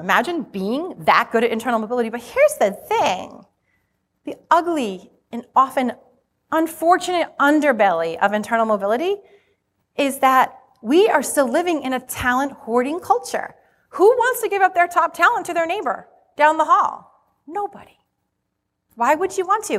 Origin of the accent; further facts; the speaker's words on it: Rhode Island, United States; accent: Rhode Island; you're gonna be hearing my Rhode Island accent